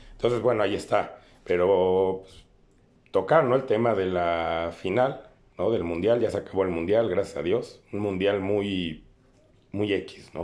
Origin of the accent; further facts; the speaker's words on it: Mexico; nosotros como mexicanos